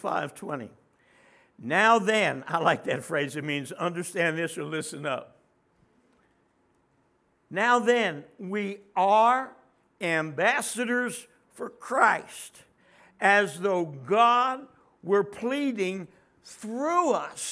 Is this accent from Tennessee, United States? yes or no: no; Trenton, New Jersey, United States; now in Texas, United States; my home state, Trenton, as in New Jersey